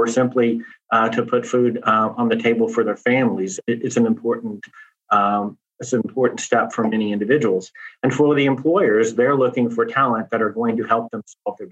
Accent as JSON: {"language": "English", "region": "Louisiana", "country": "United States", "tie": "born or raised there", "also_born_or_lived": "Texas", "moved": "yes", "said": "born and raised in Louisiana, raised in Texas, an LSU boy"}